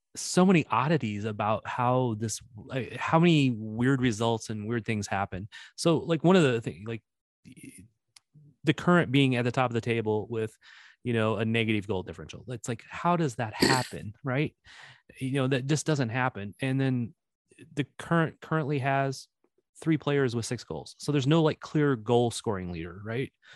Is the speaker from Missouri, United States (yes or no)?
yes; Missouri, United States; accent: Missouri; my Missouri accent